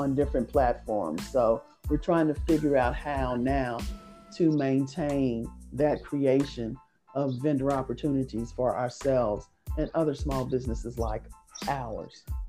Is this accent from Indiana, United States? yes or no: yes; Indianapolis, Indiana, United States; we grew up here in Indianapolis. We are originally from Indianapolis, and we all still reside in Indianapolis